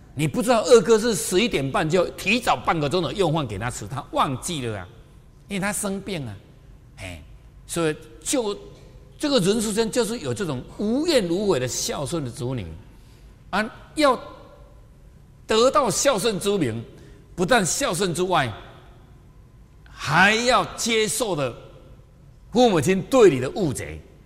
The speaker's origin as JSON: {"language": "Chinese", "country": "Taiwan", "said": "我就是台湾的"}